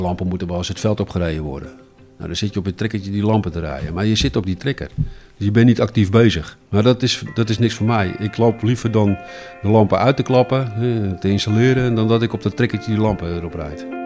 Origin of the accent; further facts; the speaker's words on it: Alkmaar, North Holland, Netherlands; also born or lived in Heemskerk; Ik ben eigenlijk nooit uit Alkmaar vertrokken